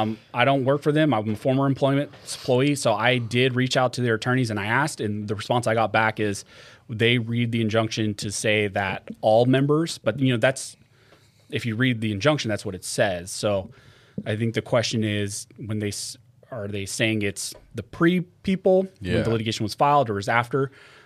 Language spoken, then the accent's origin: English; California, United States; I think just growing up in California, it has to be …, just like what I listen to.